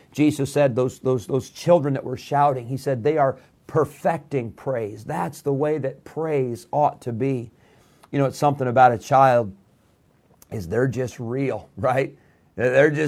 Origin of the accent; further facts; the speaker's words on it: Rockford, Illinois, United States; moved away as an adult; also born or lived in Geneseo, Illinois; now in Roanoke Rapids, United States; I grew up in Rockford, Illinois, which was a big city, 150,000 people. When I was 16, my family moved to Geneseo, Illinois